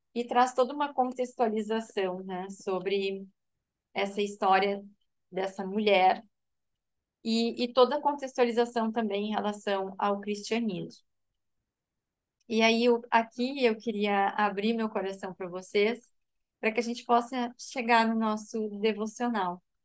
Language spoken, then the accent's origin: Portuguese; Rio Grande do Sul, Brazil; now in Santa Catarina, Brazil; É, eu sou gaúcha, mas atualmente moro em Santa Catarina.